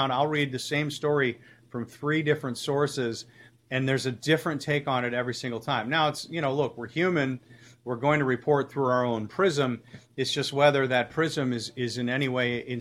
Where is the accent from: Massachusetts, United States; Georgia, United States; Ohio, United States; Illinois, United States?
Illinois, United States; North Shore; also born or lived in St. Louis; I grew up on the North Shore